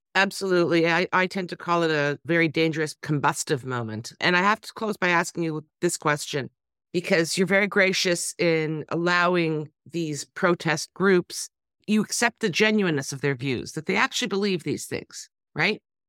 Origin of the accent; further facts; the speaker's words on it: Toronto, Ontario, Canada; I'm from Toronto, we come from two of the worst cities in the world